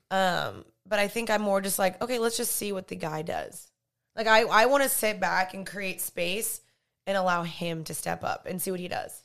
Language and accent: English; the South, United States; growing up in the South